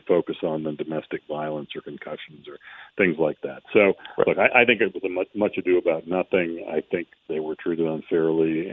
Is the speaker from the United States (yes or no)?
yes; New England, United States; I grew up in New England